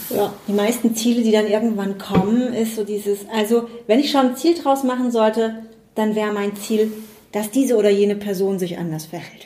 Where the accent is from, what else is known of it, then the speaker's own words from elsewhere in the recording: Spabrücken, Rhineland-Palatinate, Germany; Ich komme aus ähm, dem kleinen Ort Sparbrücken, der ist in der Nähe von Bad Kreuznach